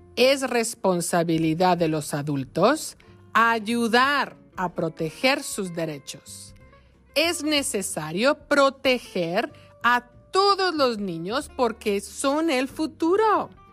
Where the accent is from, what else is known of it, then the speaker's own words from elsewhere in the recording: Mexico; en mi país, México